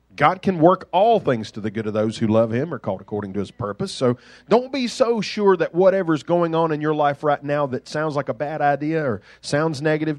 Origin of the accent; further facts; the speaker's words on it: Duxbury, Massachusetts, United States; I grew up in Duxbury. The mean streets of Duxbury